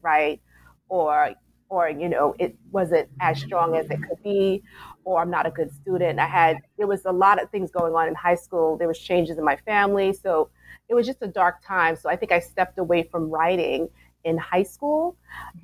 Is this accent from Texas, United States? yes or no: no; New York City, New York, United States; moved away as an adult; now in New Jersey, United States; I'm originally from Brooklyn, New York, and my elementary school is named after Langston Hughes.